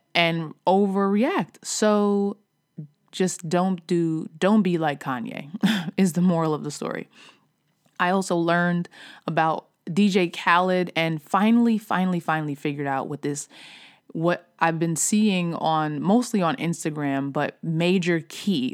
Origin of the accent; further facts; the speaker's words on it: New York, United States; I'm from New York. I still say something, I still say mad. I still say yo. I still say son.